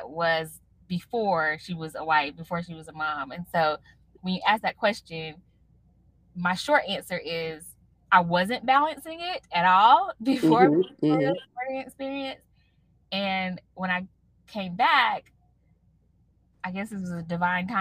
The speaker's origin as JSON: {"language": "English", "town": "Raleigh", "region": "North Carolina", "country": "United States", "tie": "born or raised there", "said": "my hometown, Raleigh, North Carolina"}